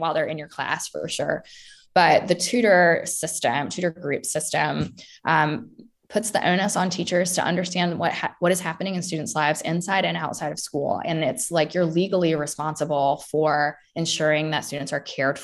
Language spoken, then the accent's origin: English; United States; also born or lived in London, England; an American